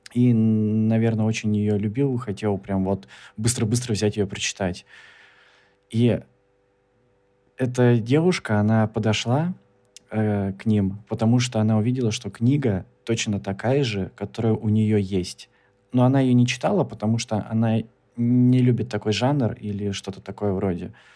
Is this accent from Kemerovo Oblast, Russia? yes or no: yes; Kemerovo, Kemerovo Oblast, Russia; я из Кемерово, и у нас есть площадь Советов.